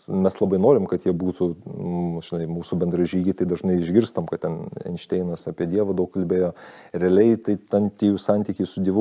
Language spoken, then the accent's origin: Lithuanian; Lithuania; also born or lived in United States; kaip lietuvis